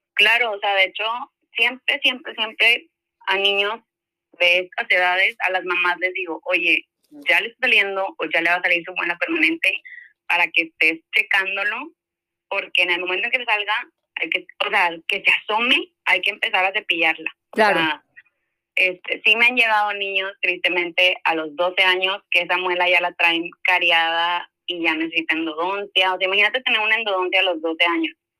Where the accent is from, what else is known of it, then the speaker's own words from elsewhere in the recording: Monterrey, Nuevo León, Mexico; Yo soy de Monterrey